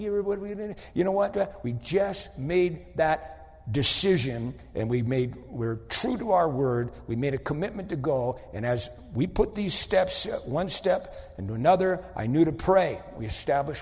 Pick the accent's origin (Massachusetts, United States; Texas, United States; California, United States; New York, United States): Massachusetts, United States; Wenham; moved away; I'm from Wenham, Massachusetts. Wenham is a little dinky town of 3,000 people